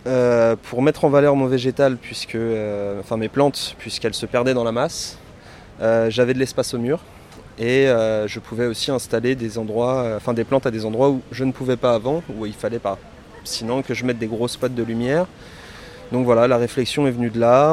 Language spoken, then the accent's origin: French; Paris, Île-de-France, France; je suis parisien